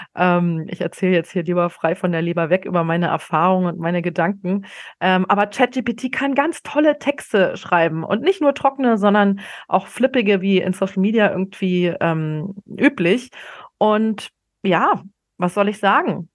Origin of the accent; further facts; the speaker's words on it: a small Bavarian town north of Munich, Germany; now in Berlin, Germany; der kleinen bayerischen Stadt, äh, wo ich aufgewachsen bin, nördlich von München.